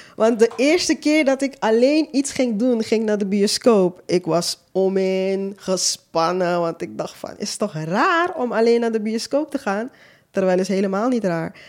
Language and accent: Dutch; Suriname; moved away as an adult; now in Netherlands; Ik kom zelf uit Suriname, ik ben daar geboren, ik heb tot mijn 23ste gewoond